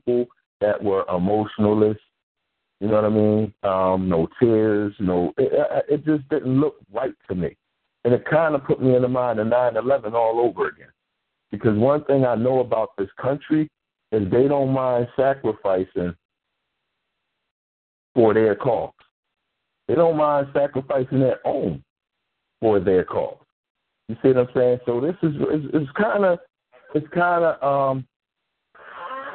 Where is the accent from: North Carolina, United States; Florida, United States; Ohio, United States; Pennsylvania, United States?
Pennsylvania, United States; Philadelphia; I'm from North Philly. We got an area down there called Little Puerto Rico